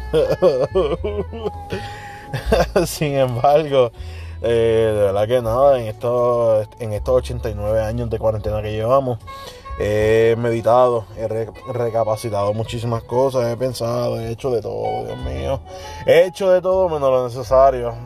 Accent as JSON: {"language": "Spanish", "country": "Puerto Rico", "said": "como boricuas que somos"}